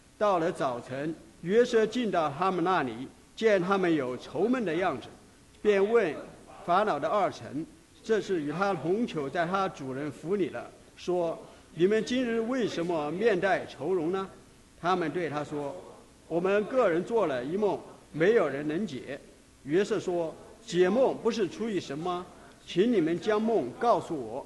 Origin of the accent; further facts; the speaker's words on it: China; 为什么会集中到犹太人，而不是集中到我们中国人呢？